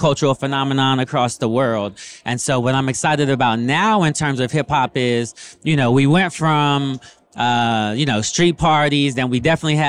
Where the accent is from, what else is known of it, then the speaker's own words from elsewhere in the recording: West Coast, United States; I'm from the West Coast. So I was born on the West Coast